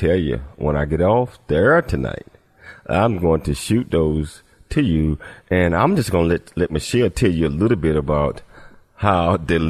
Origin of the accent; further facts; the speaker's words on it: Chattanooga, Tennessee, United States; moved away; we also went to my hometown, where I grew up in Chattanooga, Tennessee